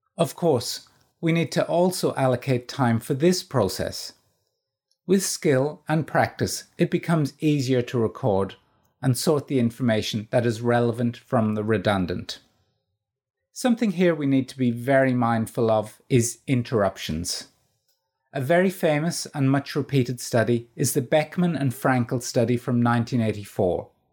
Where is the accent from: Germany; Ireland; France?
Ireland; moved away as an adult; also born or lived in Northern Ireland; now in Australia; Being Irish